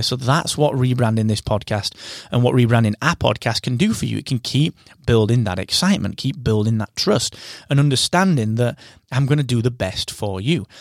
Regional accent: England, United Kingdom; I am your English host

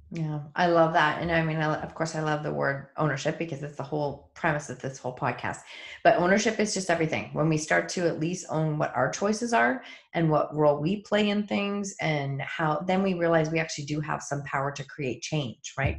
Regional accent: Kitchener, Ontario, Canada; we are both from Kitchener Waterloo

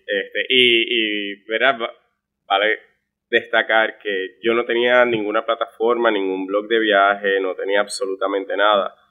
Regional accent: Florida, Puerto Rico; yo soy natural del municipio de Florida, un municipio muy conocido en Puerto Rico

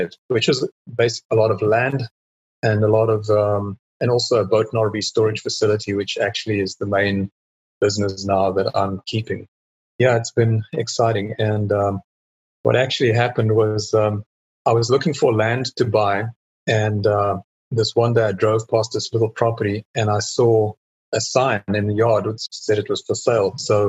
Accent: South Africa; also born or lived in England; now in Texas, United States; Okay. Well … I'm a South African and moved around a lot. Myself and my wife, we moved from South Africa to England, lived there for 10 years, and then moved to the States in 2001 and been there in Texas ever since then.

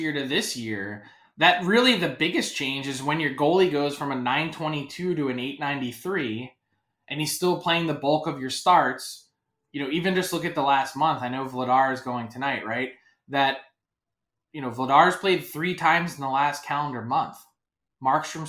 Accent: Philadelphia, Pennsylvania, United States; I'm from Philly

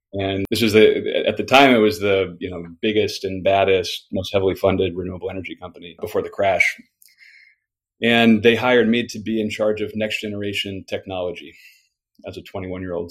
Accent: Homer, Alaska, United States; moved away; I grew up in a fishing town in Alaska called Homer.

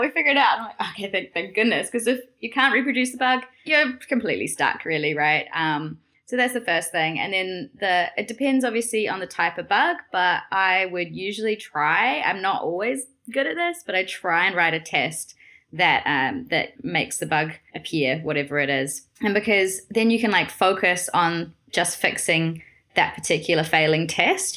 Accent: New Zealand; moved away as an adult; now in Amsterdam, Netherlands; I'm originally from New Zealand

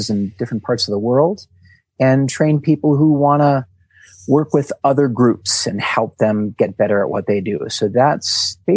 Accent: Milwaukee, Wisconsin, United States; born there; I was born in Wisconsin, in Milwaukee, Wisconsin. So at that time, you know, a pretty asphalt city sort of a place

